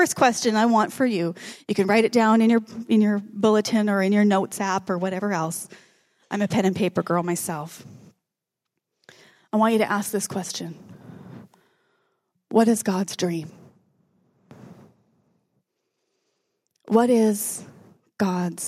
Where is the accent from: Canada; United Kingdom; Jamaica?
Canada; we're Canadian